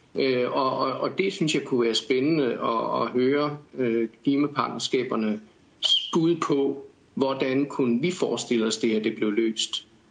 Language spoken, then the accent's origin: Danish; Odense, Southern Denmark, Denmark; jeg kommer fra Odense og er 52 år